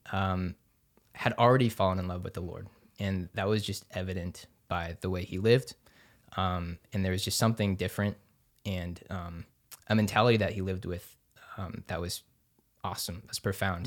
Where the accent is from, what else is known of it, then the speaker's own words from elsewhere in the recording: Overland Park, Kansas, United States; also born or lived in Denver, Colorado; now in Topeka, United States; I grew up in Overland Park, Kansas